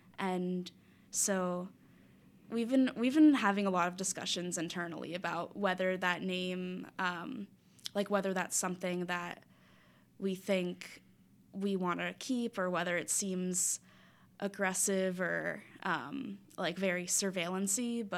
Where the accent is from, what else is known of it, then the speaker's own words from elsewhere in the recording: South Florida, United States; moved away as an adult; now in Philadelphia, United States; I'm from South Florida